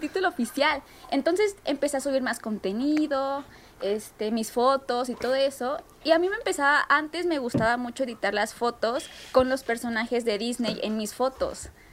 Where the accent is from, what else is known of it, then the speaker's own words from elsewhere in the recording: Mexico; soy atleta mexicana